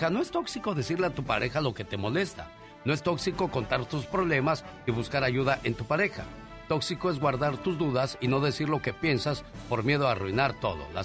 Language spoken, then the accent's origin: Spanish; Tijuana, Baja California, Mexico; moved away; Gente preciosa de Mexicali, porque un día salí de Tijuana pero Tijuana nunca salió de mí.